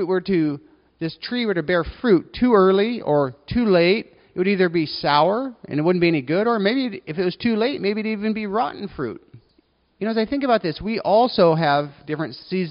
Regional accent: United States; I'm an American

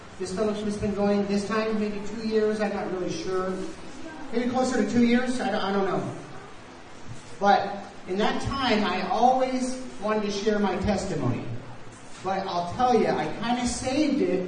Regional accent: United States; moved away; I am from the States

